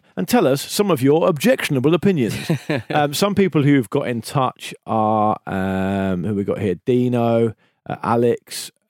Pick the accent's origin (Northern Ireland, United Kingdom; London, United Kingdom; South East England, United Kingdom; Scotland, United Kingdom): South East England, United Kingdom; Didcot; I decided to take up playing football in my hometown of Didcot, which is statistically the most normal place in the UK.